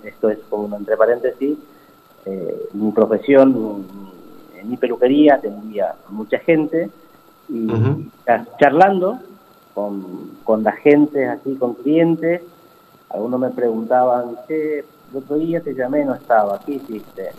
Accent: Paraguay; moved away as an adult; now in Pilar, Argentina; soy, de Paraguay, eh, tengo 38 años, eh, llegué acá en el año 2000, 2003, principio de 2003. eh, nací en Paraguay

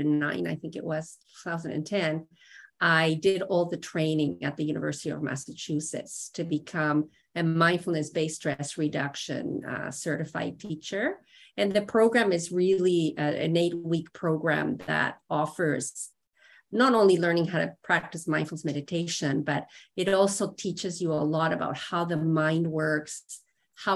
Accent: Mexico; moved away as an adult; now in Canada; I was born and raised in Mexico. And when I was 20, I moved to Canada

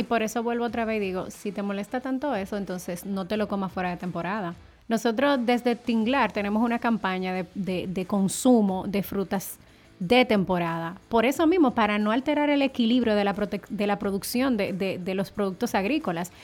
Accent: Dominican Republic; como dominicanos al fin

